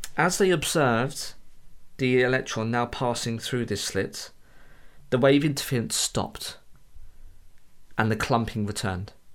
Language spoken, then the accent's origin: English; United Kingdom